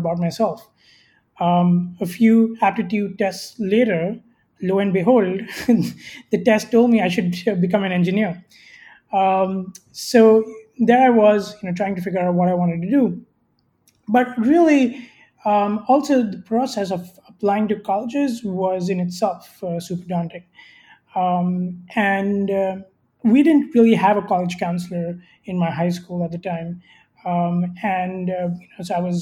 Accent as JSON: {"language": "English", "country": "India", "tie": "born or raised there", "said": "I grew up in India"}